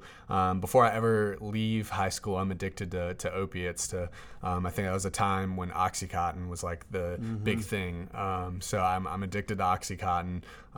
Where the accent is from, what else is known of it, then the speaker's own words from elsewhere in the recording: Durham, North Carolina, United States; I grew up in Durham, North Carolina. My dad is a pastor. My mom was a social worker at that time.